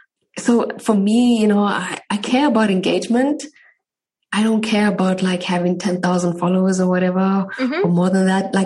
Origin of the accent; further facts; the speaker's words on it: South Africa; moved away as an adult; now in Germany; I grew up in South Africa, fourth generation Indian.